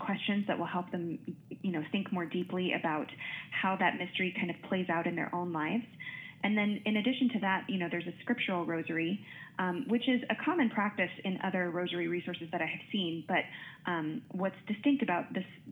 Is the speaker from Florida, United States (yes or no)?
no; Wichita, Kansas, United States; moved away as an adult; now in Notre Dame, United States; I grew up in Wichita, Kansas